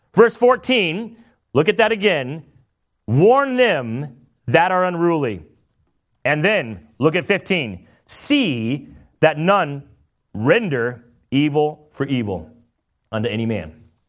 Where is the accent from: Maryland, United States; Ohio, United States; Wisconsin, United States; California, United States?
California, United States; now in Meriden, Connecticut, United States; I'm from California